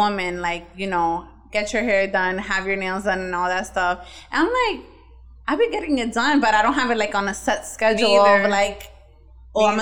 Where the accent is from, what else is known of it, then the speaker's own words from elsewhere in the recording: New York City, New York, United States; I'm from the Bronx